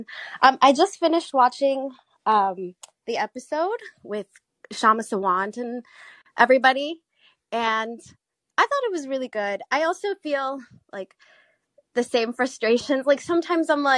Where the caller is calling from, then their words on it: South Korea; moved away as an adult; I'm calling from South Korea.